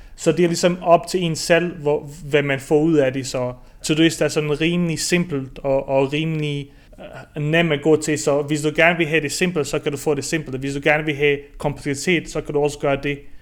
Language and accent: Danish; near Hobro, North Denmark Region, Denmark; moved away as an adult; also born or lived in Bosnia / Aarhus, Denmark; now in Barcelona, Spain; jeg har faktisk opvokset i Marier, uh, øh, tæt på Hobro